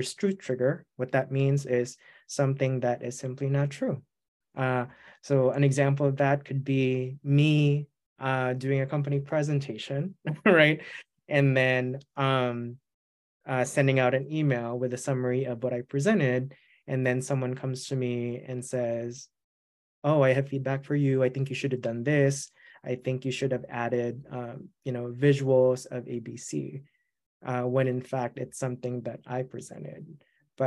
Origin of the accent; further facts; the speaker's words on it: Philippines; English is a second language; now in United States; I'm an immigrant. I grew up in the Philippines.